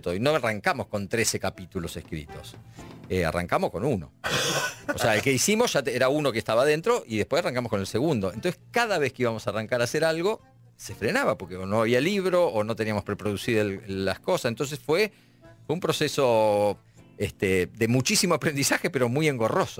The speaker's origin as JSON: {"language": "Spanish", "town": "La Plata", "region": "Buenos Aires Province", "country": "Argentina", "tie": "born or raised there", "moved": "as an adult", "lives_now": "Buenos Aires, Argentina", "said": "Soy de La Plata, nací en La ah. Plata. Este, cuando terminé la secundaria me vine acá para, para estudiar teatro"}